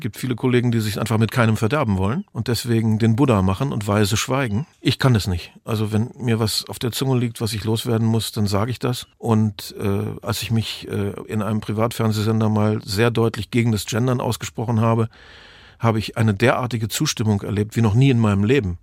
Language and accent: German; the West, West Germany, Germany; also born or lived in Lusatia (family origin); da ich ja eine ostdeutsche Herkunft habe, wir stammen ja aus der Lausitz, auch wenn ich im Westen aufgewachsen bin